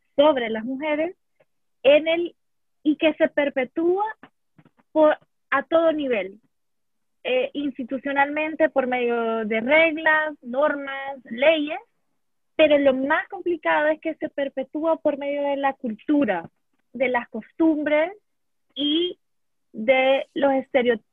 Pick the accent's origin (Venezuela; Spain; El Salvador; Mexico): El Salvador; puedo hablar como feminista salvadoreña